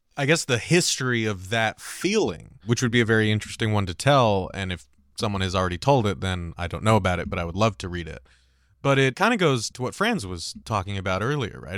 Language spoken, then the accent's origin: English; California, United States; my home state of California